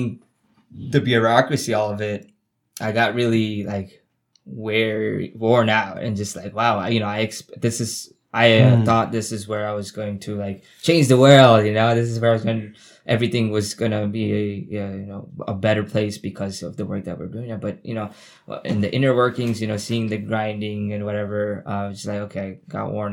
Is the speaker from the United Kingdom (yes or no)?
no; New York City, New York, United States; I'm from Queens Village